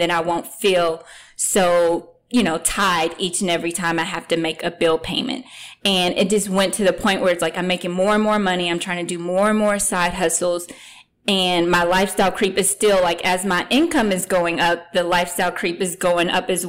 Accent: Kentucky, United States; moved away as an adult; now in East Coast, United States; I'm originally from Kentucky, like I said earlier. So I moved to the East Coast

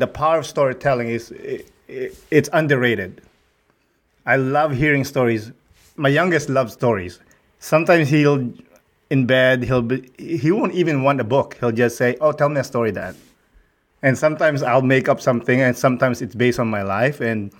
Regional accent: Rizal, Philippines; moved away; I grew up in Rizal, close to Manila, about 2 hours, let's say. But I grew up poor, so we didn't have running water.

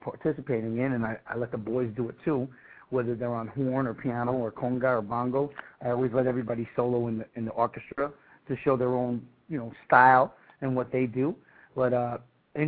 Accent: New York City, New York, United States; being born and raised in New York City

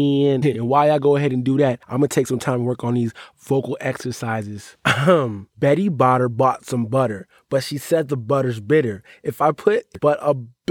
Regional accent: Philadelphia, Pennsylvania, United States; now in Minneapolis, United States; Philadelphia is my soul, but Minneapolis has my heart

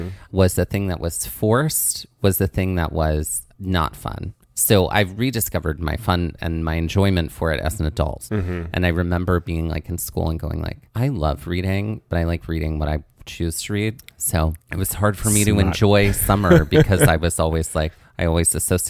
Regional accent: Mississippi, United States; Well, I grew up in the heat. {S0} There we go. {S1} Down in South Mississippi.

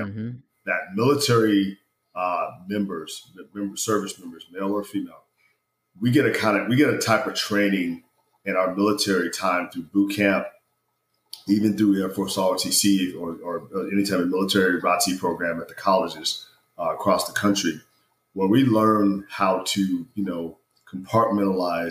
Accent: Ohio, United States; I was born and raised in the great state of Ohio.

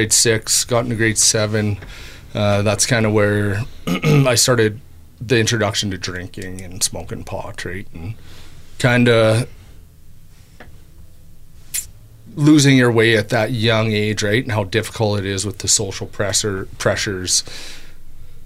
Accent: Brooks, Alberta, Canada; growing up in Brooks

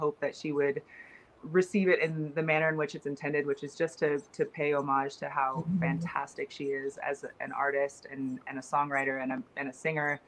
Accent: Seattle, Washington, United States; now in Boston, United States; I grew up in Seattle

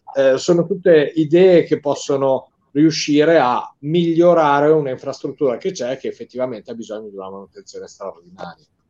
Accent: Italy

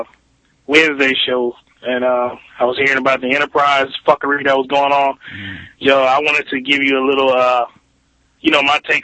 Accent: Montgomery, Alabama, United States; I'm from Montgomery, Alabama

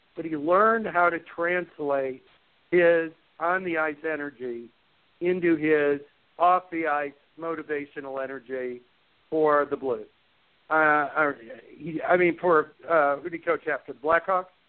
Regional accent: Chicago, Illinois, United States; I grew up in Chicago

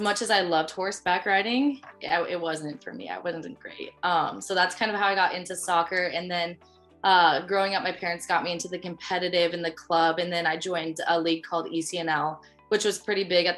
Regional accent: Colorado, United States; moved away as an adult; now in Ohio, United States; I am to be from Colorado

